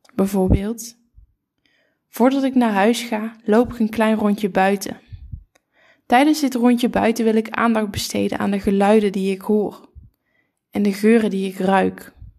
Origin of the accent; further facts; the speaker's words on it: Curaçao; Ik ben geboren in Curaçao